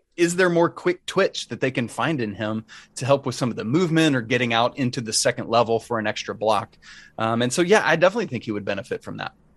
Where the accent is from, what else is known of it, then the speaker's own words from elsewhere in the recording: Atlanta, Georgia, United States; I grew up in Atlanta